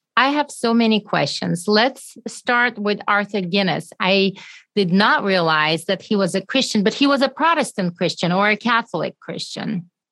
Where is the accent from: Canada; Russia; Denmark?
Russia; moved away; I'm originally from Russia